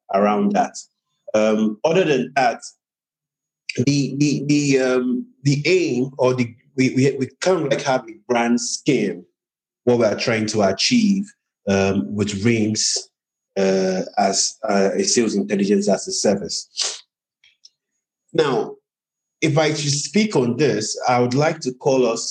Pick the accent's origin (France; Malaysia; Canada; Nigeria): Nigeria; I'm from Nigeria, in Africa, and my companies are also in Nigeria, Africa